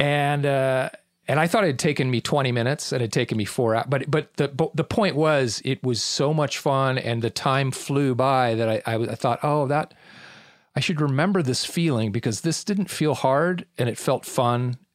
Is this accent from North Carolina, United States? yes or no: no; Irvine, California, United States; also born or lived in Newport Beach, California; I was born in Newport Beach, California, and grew up on the mean streets of Irvine.